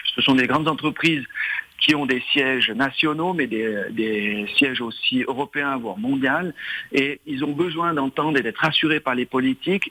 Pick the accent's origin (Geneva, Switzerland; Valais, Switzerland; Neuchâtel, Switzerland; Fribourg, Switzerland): Valais, Switzerland; Dorénaz; also born or lived in Saint-Maurice; J'ai grandi à Doréna, j'étais à l'école à Saint-Maurice